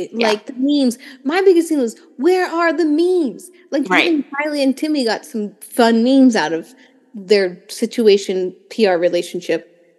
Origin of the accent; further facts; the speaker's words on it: Pennsylvania, United States; I'm not from Philadelphia. I'm from like rich suburban area of Pennsylvania.